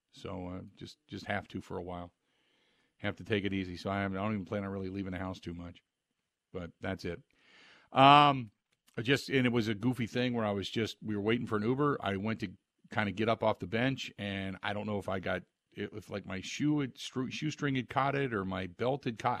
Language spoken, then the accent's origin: English; Cincinnati, Ohio, United States; now in Wisconsin, United States; back when I grew up in Cincinnati